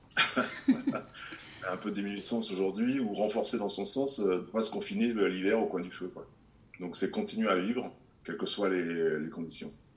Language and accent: French; Grenoble, Auvergne-Rhône-Alpes, France; je suis né à Grenoble, donc euh, je suis né euh, dans les Alpes euh, et j'ai toujours connu le froid. J'ai fait du ski petit